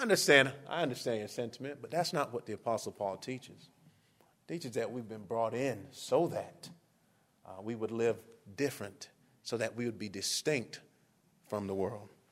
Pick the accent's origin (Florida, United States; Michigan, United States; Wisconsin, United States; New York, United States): Florida, United States; Miami; moved away as an adult; also born or lived in Kentucky; I grew up in Miami